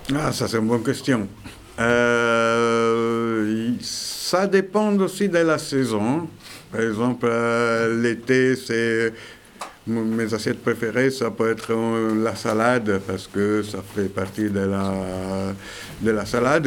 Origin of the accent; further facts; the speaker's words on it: Italy; French is a second language; now in Veix, France; je suis italien